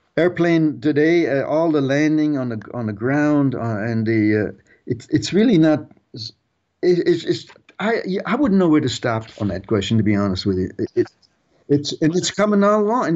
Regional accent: Germany; moved away; I was a World War Two kid growing up in Germany

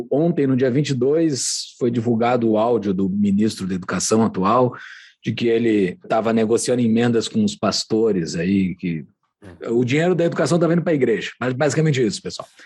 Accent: Rio Grande do Sul, Brazil; Tarso Genro, nós somos gaúchos, a gente sabe que esse cara é.

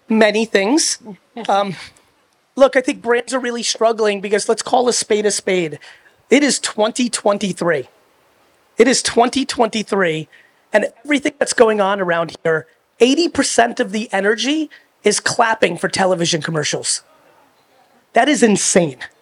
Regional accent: United States; also born or lived in Soviet Union; I was born in the Soviet Union, and then I came to America when I was three

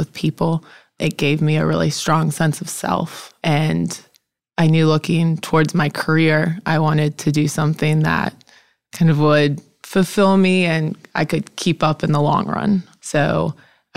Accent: Charlotte, North Carolina, United States; moved away as an adult; also born or lived in Sewanee, Tennessee; now in Memphis, United States; I grew up in Charlotte, North Carolina

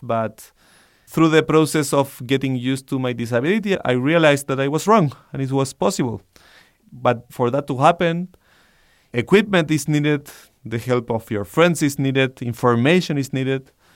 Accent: Santiago, Santiago Metropolitan Region, Chile; I I grew up in Santiago, Chile

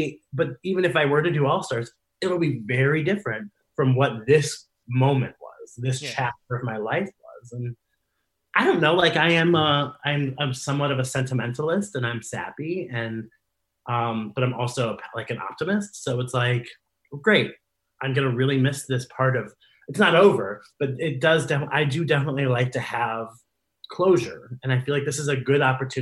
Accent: Columbus, Ohio, United States; booked myself at my hometown bar

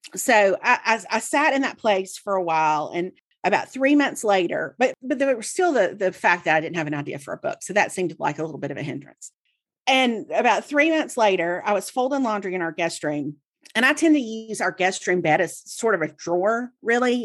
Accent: Mississippi, United States; I grew up in Mississippi, and so I read The Clarion Ledger every day, Jackson's newspaper.

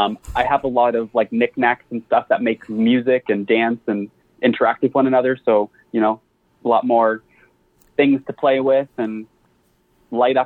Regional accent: Canada; moved away as an adult; now in United States; being Canadian

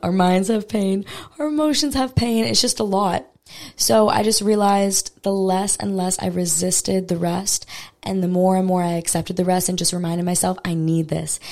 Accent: Maui, Hawaii, United States; I'm from Maui, Hawaii originally, and I've never lived on Oahu

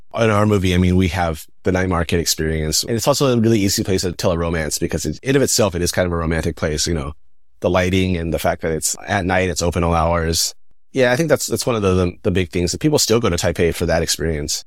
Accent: Northern California, United States; moved away as an adult; also born or lived in Taiwan; I grew up Northern California, pretty white suburb

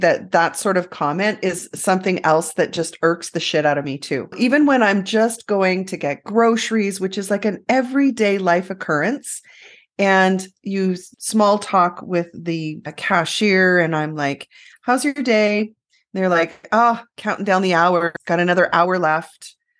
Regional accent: Canada; we're so Canadian. Canadians typically won't end the interview that quick.

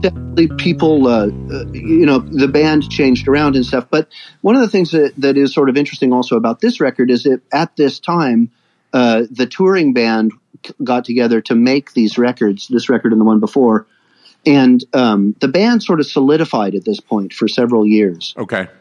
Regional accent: Davis, California, United States; moved away as an adult; now in Stockholm, Sweden; I grew up in Davis, California

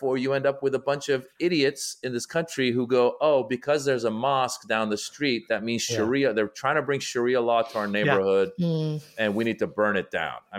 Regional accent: Iran; in my family, we come from Iran. Iran is a Shiite Muslim country.

